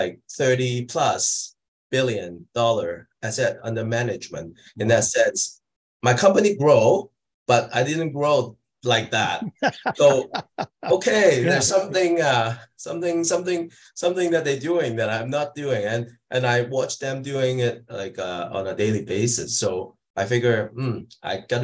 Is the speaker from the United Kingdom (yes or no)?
no; Hong Kong; also born or lived in Greater Toronto Area, Canada; now in Toronto, Canada; I'm an immigrant from Hong Kong, like about 30 years ago into Canada